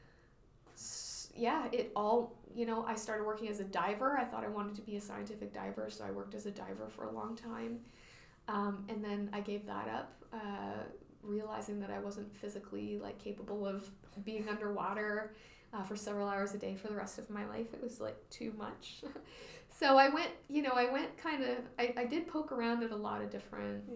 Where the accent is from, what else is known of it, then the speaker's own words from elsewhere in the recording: Vancouver Island, British Columbia, Canada; I grew up on Vancouver Island, and I never went on the ocean